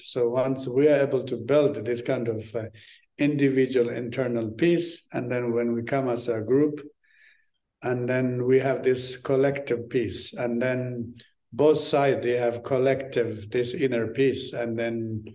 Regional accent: Tibet, Amdo, China; English is a second language; moved away; also born or lived in Lhasa; When I grew up in Tibet

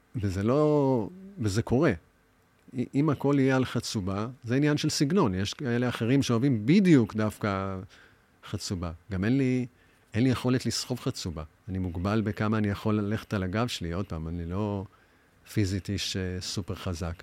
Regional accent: Tel Aviv, Tel Aviv District, Israel; also born or lived in New York, United States; אני בא משכונה, קוראים לה תוכנית למד בתל אביב. אני בבית ספר היסודי משחק כדורגל

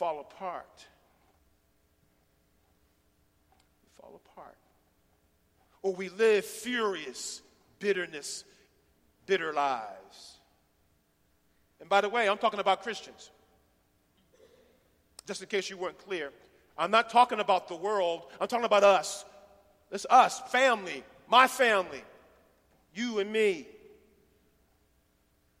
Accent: Philadelphia, Pennsylvania, United States; now in Chattanooga, United States; I'm from West Philly

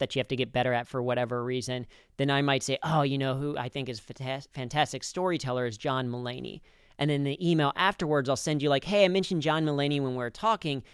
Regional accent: Cincinnati, Ohio, United States; I grew up in Cincinnati

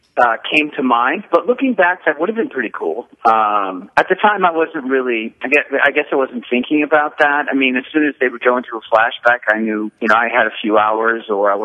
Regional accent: New York City, New York, United States; moved away; also born or lived in Los Angeles / Paris / Vancouver; I grew up in New York City

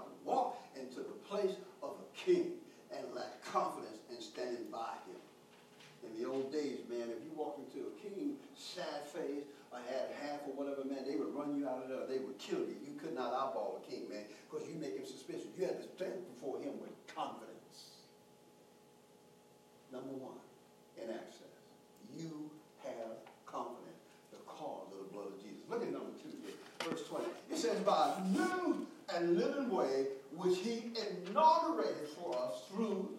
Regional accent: Houston, Texas, United States; growing up in Third Ward, H-Town, the hood

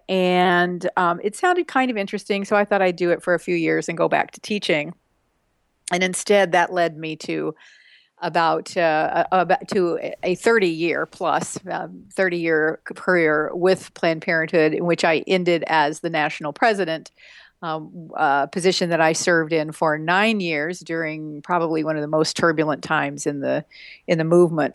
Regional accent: West Texas, United States; I grew up in West Texas in small towns

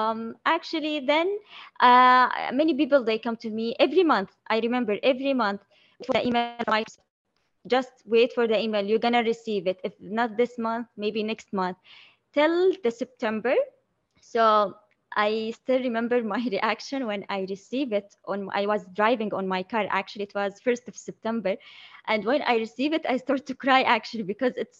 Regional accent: Saudi Arabia; I'm from Saudi Arabia, Middle East.

